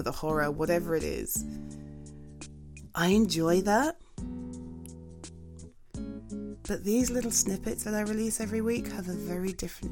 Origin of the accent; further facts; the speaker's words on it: England, United Kingdom; I'm UK based, if you weren't aware, I'm from England